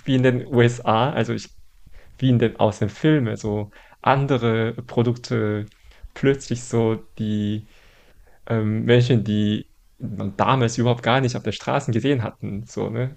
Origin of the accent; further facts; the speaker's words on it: Daegu, South Korea; moved away; in Daegu, wo ich aufgewachsen bin zum Teil